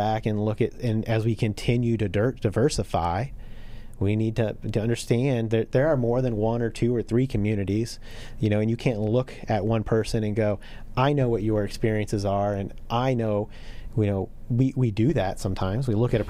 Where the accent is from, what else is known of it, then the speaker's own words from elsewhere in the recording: Flint, Michigan, United States; now in Indianapolis, United States; So I'm originally from there, and then we moved here to the South Side of Indianapolis, not too far away from where we're all sitting